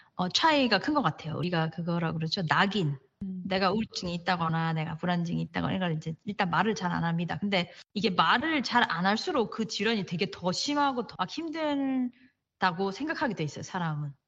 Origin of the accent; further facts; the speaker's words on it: Daegu, South Korea; moved away as an adult; also born or lived in Boston; now in United States; 전 대구 사람이거든요